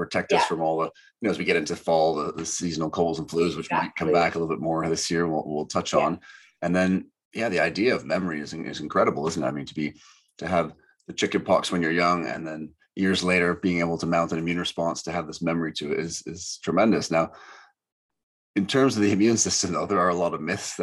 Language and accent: English; Canada; growing up in Canada